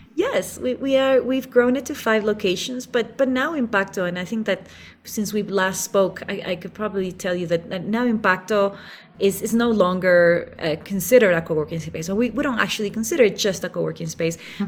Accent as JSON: {"language": "English", "country": "Ecuador", "also_born_or_lived": "Geneva, Switzerland", "moved": "as an adult", "lives_now": "Quito, Ecuador", "said": "to move out of Switzerland back to Ecuador, which is my home country"}